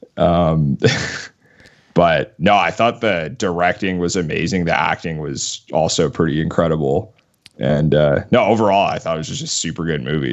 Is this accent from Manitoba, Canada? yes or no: yes; Winnipeg, Manitoba, Canada; moved away as an adult; now in Edmonton, Canada; I'm actually from Winnipeg, which is eh, one of the coldest cities in the entire world